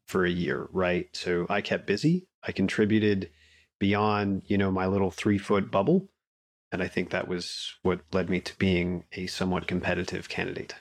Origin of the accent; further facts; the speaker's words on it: Colorado Springs, Colorado, United States; also born or lived in Wyoming; I grew up in Colorado. I'm a, a mountain kid at heart